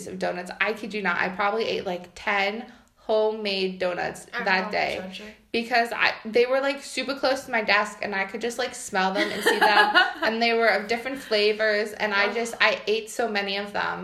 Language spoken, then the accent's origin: English; United States; moved away as an adult; now in Poland; if you can't guess by my accent, I'm from the U.S.